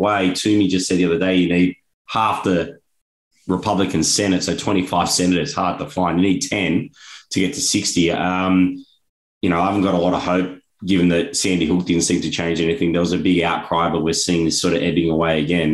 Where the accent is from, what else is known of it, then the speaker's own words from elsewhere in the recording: Australia; now in United States; as an Australian